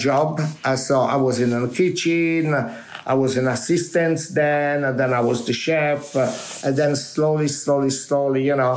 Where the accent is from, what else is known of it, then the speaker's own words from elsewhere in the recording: Minori, Campania, Italy; English is a second language; moved away as an adult; now in London, United Kingdom; When I was in my hometown in Minori